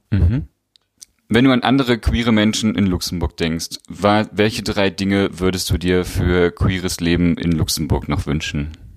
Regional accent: East Germany, Germany; ich komme ja aus Ostdeutschland

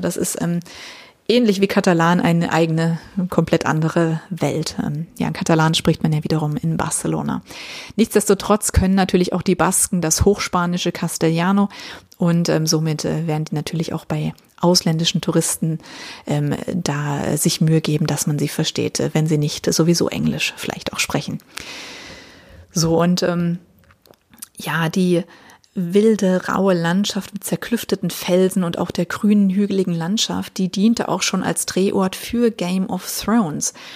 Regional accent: Germany; Bei uns in Deutschland sagt man das so.

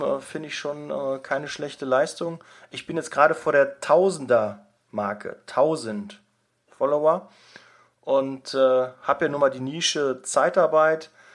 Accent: Ruhr area, North Rhine-Westphalia, Germany; bei uns im Ruhrgebiet

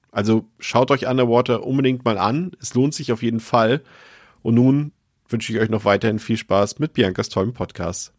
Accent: Baltic coast, Germany; ich komme ja vom Meer, also ich, ich komme von der Ostsee, ich bin quasi im Krabbenbrötchen geboren

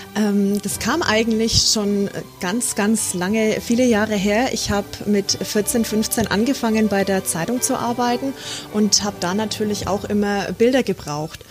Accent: Bad Windsheim, Bavaria, Germany; also born or lived in El Paso, United States; Ich, ich liebe meine Heimat, ich liebe Franken, ich mhm. liebe Bad Windsheim.

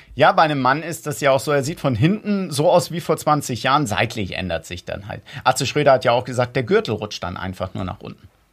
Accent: Wedel, Schleswig-Holstein, Germany; ich komme aus Wedel

